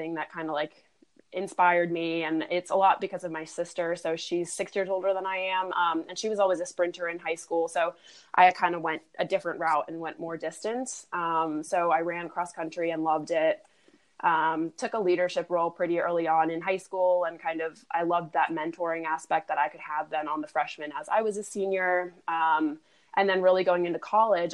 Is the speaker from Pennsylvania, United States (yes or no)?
yes; York, Pennsylvania, United States; moved away as an adult; also born or lived in Europe; I'm actually from Europe originally, but we grew up in a town called York, Pennsylvania.